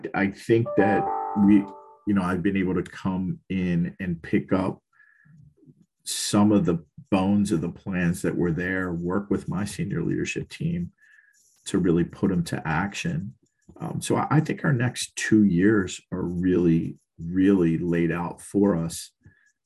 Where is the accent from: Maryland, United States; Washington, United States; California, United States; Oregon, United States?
Maryland, United States; Baltimore; moved away; also born or lived in Philadelphia, Pennsylvania; I was born and raised in East Baltimore, and City Hospital was a couple blocks from where I grew up